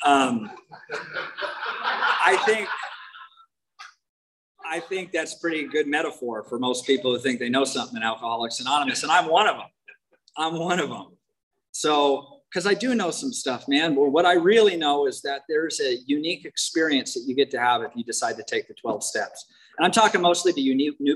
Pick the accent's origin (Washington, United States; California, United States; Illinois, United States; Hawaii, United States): Washington, United States; moved away; I'm from Washington State originally. I was born like 30 miles as a crow flies from Mount Rainier.